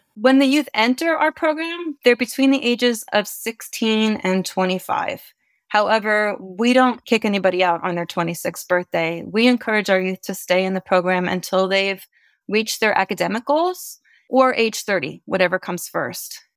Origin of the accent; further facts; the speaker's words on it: East Coast, United States; now in California, United States; I'm originally from the East Coast, moved to California in 1984